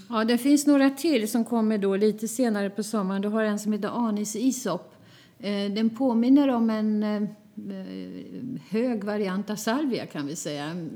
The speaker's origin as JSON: {"language": "Swedish", "town": "Flen", "region": "Södermanland", "country": "Sweden", "tie": "born or raised there", "moved": "as an adult", "lives_now": "Stockholm, Sweden", "said": "Jag är född och uppvuxen i Flen"}